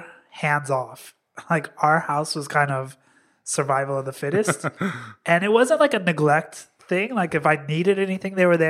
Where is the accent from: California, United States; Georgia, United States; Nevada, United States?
Nevada, United States; Las Vegas; also born or lived in New York; now in Los Angeles, United States; born and raised in Las Vegas.